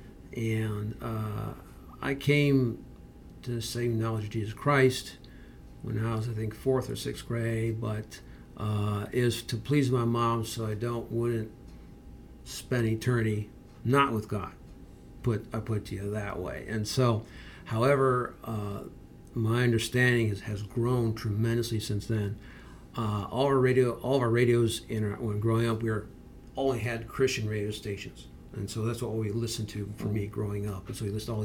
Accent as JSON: {"language": "English", "town": "Berea", "region": "Ohio", "country": "United States", "tie": "born or raised there", "moved": "as an adult", "lives_now": "Tyler, United States", "said": "I'm originally from Berea, Ohio. I grew up in Berea."}